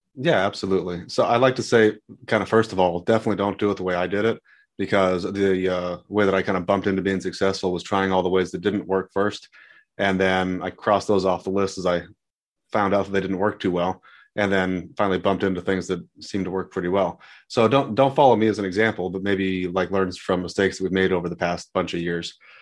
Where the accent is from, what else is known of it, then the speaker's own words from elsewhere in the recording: San Diego, California, United States; moved away as an adult; now in Dallas, United States; growing up in San Diego